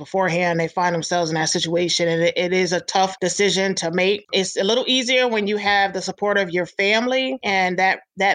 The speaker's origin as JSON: {"language": "English", "region": "upstate New York", "country": "United States", "also_born_or_lived": "Hawaii", "moved": "as an adult", "said": "I'm originally from New York State, upstate New York"}